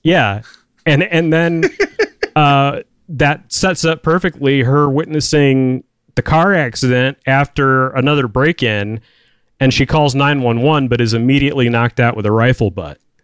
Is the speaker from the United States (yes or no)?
yes; United States; growing up in American culture